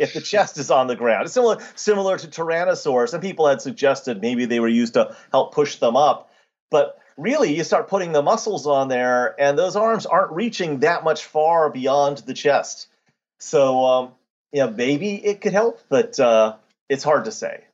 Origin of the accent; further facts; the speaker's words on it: United States; being an American